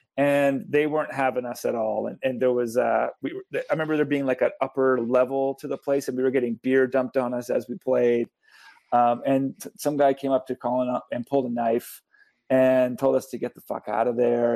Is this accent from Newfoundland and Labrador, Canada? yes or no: yes; St. John's, Newfoundland and Labrador, Canada; also born or lived in Nova Scotia; now in Hamilton, Canada; born in Nova Scotia. I grew up in St. John's, and now I live in Hamilton